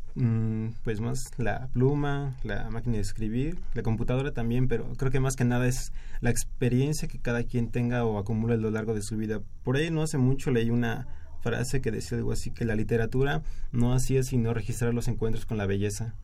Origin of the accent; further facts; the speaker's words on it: State of Mexico, Mexico; Soy de, de en el Estado de México.